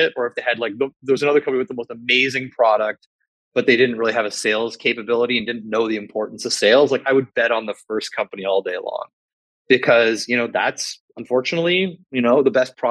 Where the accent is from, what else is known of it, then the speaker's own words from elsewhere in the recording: Canada; I'm a Canadian